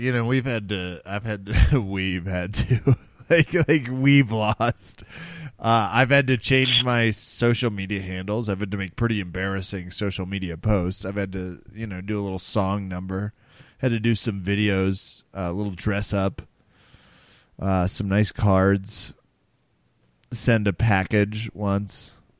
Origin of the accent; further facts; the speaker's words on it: Kansas, United States; now in Denver, United States; I'm from Kansas